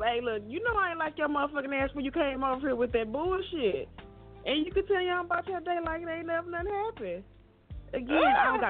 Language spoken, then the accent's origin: English; St. Louis, Missouri, United States; I'm from St. Louis.